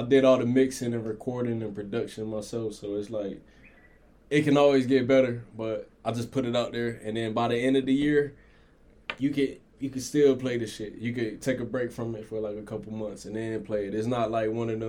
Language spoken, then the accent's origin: English; Sumter, South Carolina, United States; now in North Carolina, United States; I'm from Sumter, South Carolina, 803. Been in North Carolina for a minute